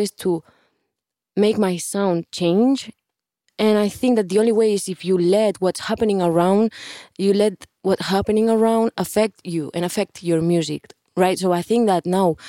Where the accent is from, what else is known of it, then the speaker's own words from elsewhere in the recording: Barcelona, Catalonia, Spain; English is a second language; moved away as an adult; now in Miami, United States; I'm from Barcelona